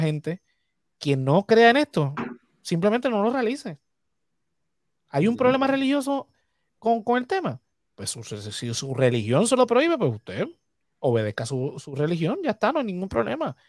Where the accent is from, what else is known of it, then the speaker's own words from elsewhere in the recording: Toa Alta, Puerto Rico; soy de Toalta